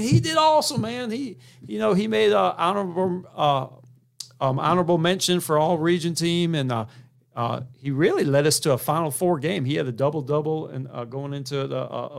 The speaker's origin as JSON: {"language": "English", "town": "Montgomery", "region": "Alabama", "country": "United States", "tie": "born or raised there", "said": "I'm originally from Montgomery, Alabama."}